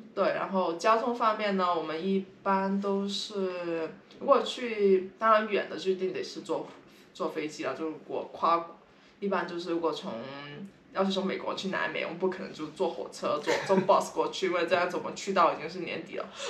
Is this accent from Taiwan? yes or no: no; Guangdong, China; now in San Francisco, United States; 我是广东人，我已经来，我们现在住在三藩市